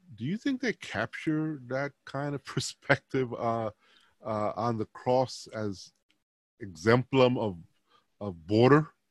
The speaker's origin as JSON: {"language": "English", "town": "New York City", "region": "New York", "country": "United States", "tie": "born or raised there", "said": "Puerto Rican New Yorkers"}